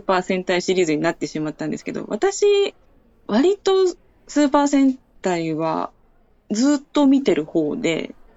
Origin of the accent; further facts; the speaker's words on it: Okinawa, Japan; 私沖縄県民でして、